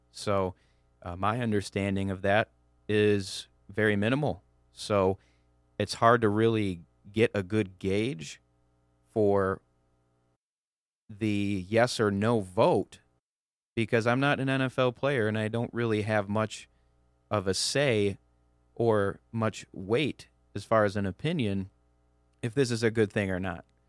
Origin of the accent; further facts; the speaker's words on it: Clarkston, Michigan, United States; I'm from the Metro Detroit area, from Clarkston, uh, you know, born and raised there.